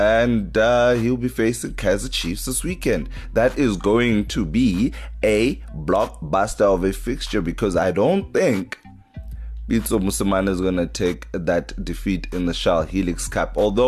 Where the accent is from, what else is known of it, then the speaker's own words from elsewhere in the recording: East London, Eastern Cape, South Africa; Dispatch Live in my hometown, East London.